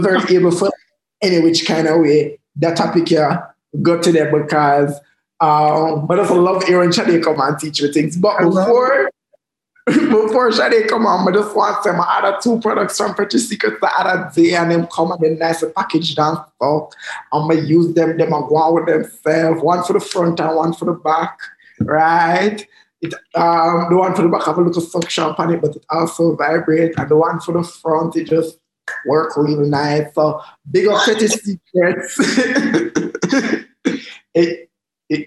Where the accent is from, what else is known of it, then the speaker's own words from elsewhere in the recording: Jamaica; as a Jamaican